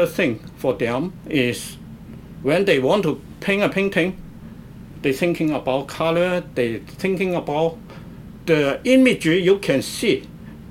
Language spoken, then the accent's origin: English; Guangzhou, Guangdong, China; English is a second language; moved away; My hometown is Canton